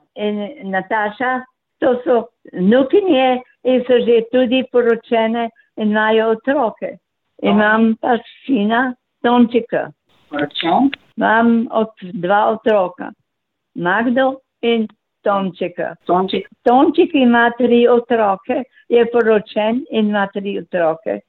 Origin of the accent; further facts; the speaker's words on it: Slovenska Bistrica, Slovenia; also born or lived in Pragersko; Moje rojstno kraj je v Sloveniji, Švečnevec, Slovenska bistrica, na Švečnevcu pri Slovenski bistrici